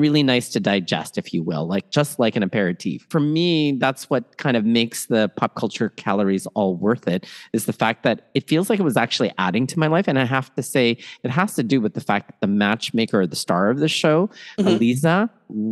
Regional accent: Toronto, Ontario, Canada; also born or lived in Manila, Philippines; raised in Toronto, Canada, and schooled all over southwestern Ontario

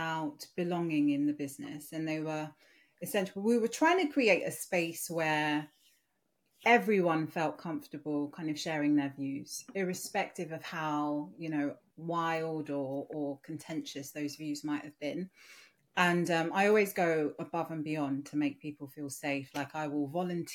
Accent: Nigeria; moved away; my Yoruba name, because I'm Nigerian originally

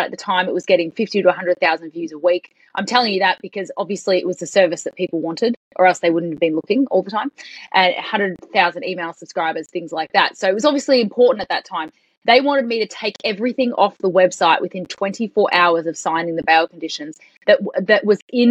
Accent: Australia

